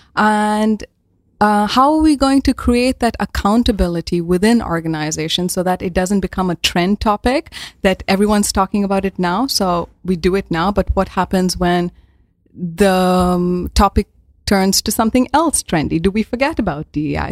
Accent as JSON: {"language": "English", "country": "India", "moved": "as an adult", "lives_now": "Netherlands", "said": "I'm from India and I moved to the Netherlands around now eight years ago already"}